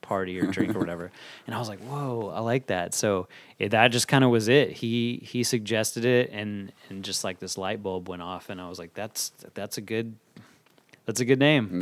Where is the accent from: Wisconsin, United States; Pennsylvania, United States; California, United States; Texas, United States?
Texas, United States; Fort Worth; moved away as an adult; now in Dallas, United States; Fort Worth is wh-, what made me who I am as far as, like, s, as far as school and, and hearing the type of music I was hearing growing up